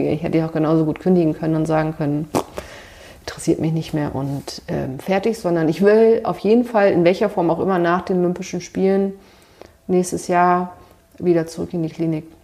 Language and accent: German; Hamburg, Germany; also born or lived in Göttingen; Naja, also ich komme aus Hamburg, habe damals Leistungssport gemacht und so ein paar alte Kontakte hatte man noch.